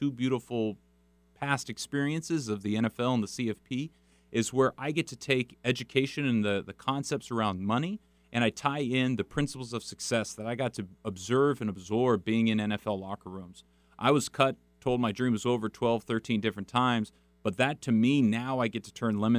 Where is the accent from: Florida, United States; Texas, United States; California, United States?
California, United States; San Juan Capistrano; I grew up in San Juan Capistrano, California